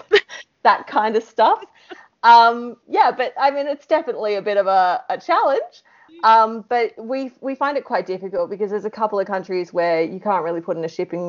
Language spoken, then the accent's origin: English; Australia; accent: Australian; our English is Australian English